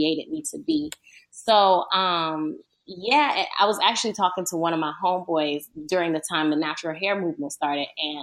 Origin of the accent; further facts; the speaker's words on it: Miramar, Florida, United States; moved away as an adult; also born or lived in Palm Beach, Florida / Stuart, Florida; now in Los Angeles, United States; I'm born and raised in Florida